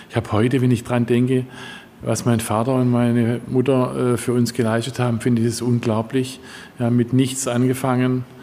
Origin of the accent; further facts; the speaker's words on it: Heilbronn, Baden-Württemberg, Germany; ich bin in Heilbronn geboren, liegt schon ein Weilchen zurück. Mhm äh, und ähm, ja, habe meine Jugend hier verbracht